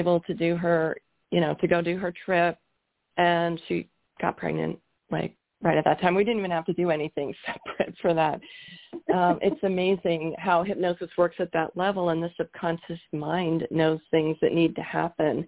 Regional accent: Canada; moved away as an adult; also born or lived in Toronto area, Canada / Georgia, United States; now in Colorado, United States; I'm from Canada. We were living in Canada at the time

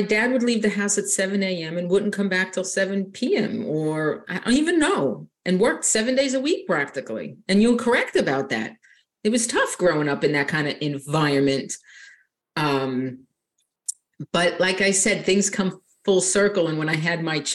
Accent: Long Island, New York, United States; moved away as an adult; now in Southern Florida, United States; I was actually born and raised on Long Island, New York.

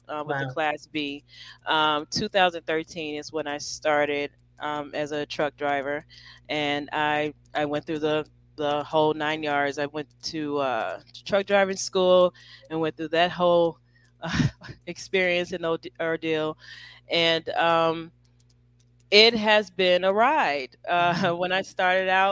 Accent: Chicago, Illinois, United States; I'm from Chicago.

